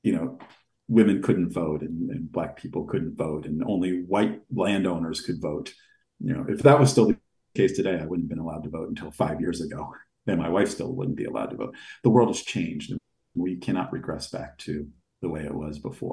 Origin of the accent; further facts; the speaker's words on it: United States; also born or lived in Los Angeles, California; as an American